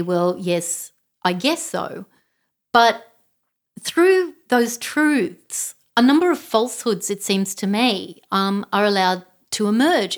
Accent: Canberra, Australian Capital Territory, Australia; grew up in Canberra.

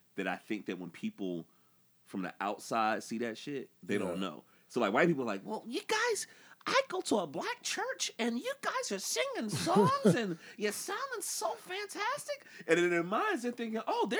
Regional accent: the South, United States; being a black dude growing up in the South

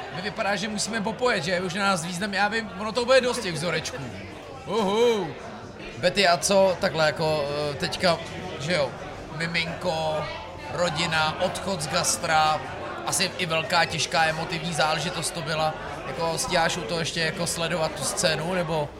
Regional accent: Citoliby, Ústí nad Labem Region, Czechia; já říkám, že z Loun, ale já jsem z Citolip u Loun

